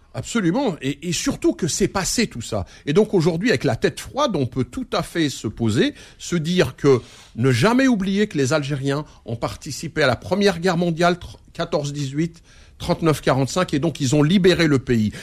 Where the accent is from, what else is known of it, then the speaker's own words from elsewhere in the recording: France; je suis un Français héritier de l'immigration algérienne